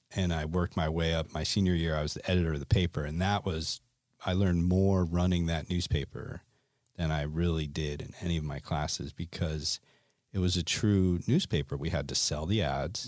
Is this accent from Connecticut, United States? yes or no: yes; Connecticut, United States; moved away as an adult; also born or lived in Gunnison, Colorado; I grew up in Connecticut